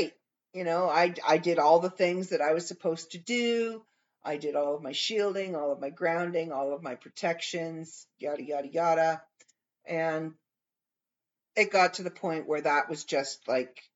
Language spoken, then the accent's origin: English; Canada